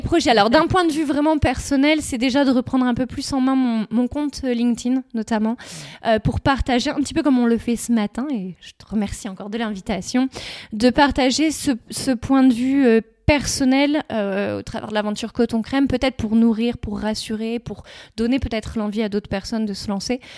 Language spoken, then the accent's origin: French; Sainghin-en-Weppes, Hauts-de-France, France; also born or lived in Richebourg / Lorgies; J'ai grandi, voilà, j'ai grandi à Sante